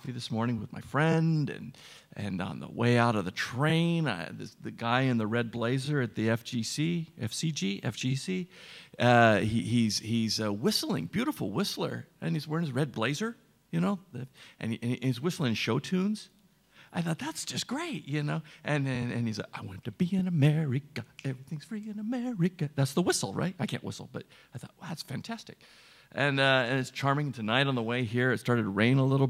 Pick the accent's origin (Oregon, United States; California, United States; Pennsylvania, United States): Oregon, United States; Portland; moved away as an adult; now in Barcelona, Spain; I'm also from Portland, Oregon.